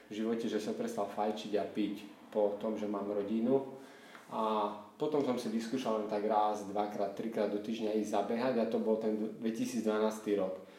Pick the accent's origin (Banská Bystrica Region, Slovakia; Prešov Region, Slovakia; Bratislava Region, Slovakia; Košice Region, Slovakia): Prešov Region, Slovakia; Vranov nad Topľou; som z Vranova na Topľov, kde som sa aj narodil, aj žijem.